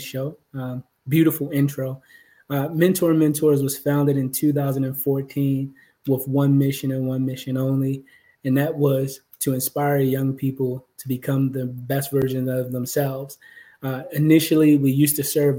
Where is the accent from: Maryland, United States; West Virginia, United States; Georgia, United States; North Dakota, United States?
Maryland, United States; Baltimore; growing up in Baltimore is no easy feat, especially when you grow up in poverty